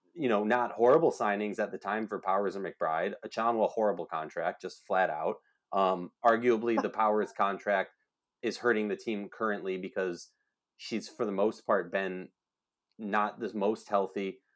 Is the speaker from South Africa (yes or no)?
no; Minnesota, United States; my hometown state, Minnesota